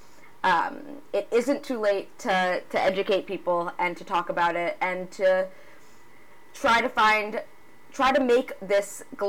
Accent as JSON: {"language": "English", "town": "Boston", "region": "Massachusetts", "country": "United States", "tie": "born or raised there", "said": "I actually grew up in Boston, or right outside of Boston"}